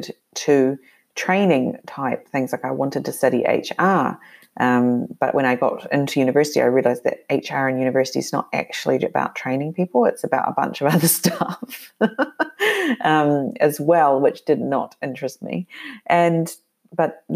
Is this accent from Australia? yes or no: no; New Zealand; moved away; I grew up living in New Zealand. I grew up being very mobile, though, within that country.